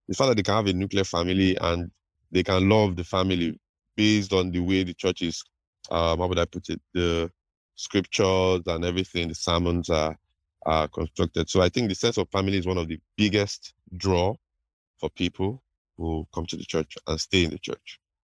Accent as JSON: {"language": "English", "region": "Delta", "country": "Nigeria", "said": "I'm from Delta State in Nigeria."}